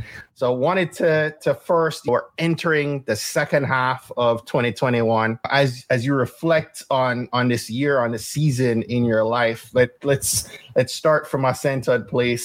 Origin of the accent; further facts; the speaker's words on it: Kingston, Jamaica; moved away; I grew up in Kingston where we don't have middle school